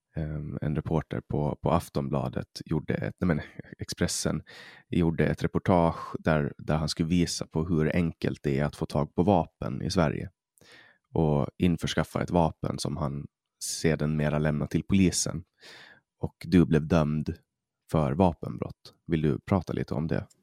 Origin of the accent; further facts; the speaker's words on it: Åland Islands; first language Swedish; vi är ålänningar